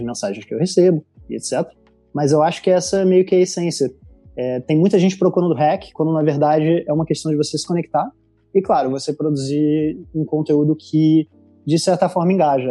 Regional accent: Rio de Janeiro, Brazil; accent: carioca; moved away as an adult; also born or lived in Italy / Portugal; now in London, United Kingdom; eu diria que eu não sou estereotipo carioca, mas o meu sotaque é muito forte. E sim, eu sou do Rio

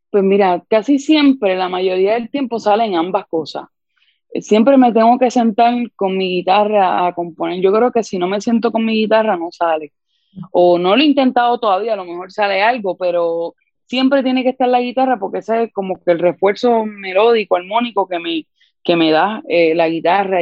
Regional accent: San Juan, Puerto Rico; soy de San Juan, Puerto Rico

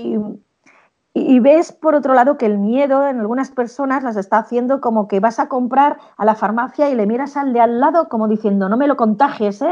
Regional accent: Spain; en España somos latinos

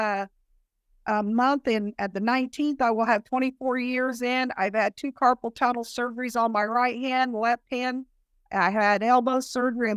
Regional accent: Kokomo, Indiana, United States; moved away as an adult; also born or lived in Tennessee; I'm originally from Kokomo

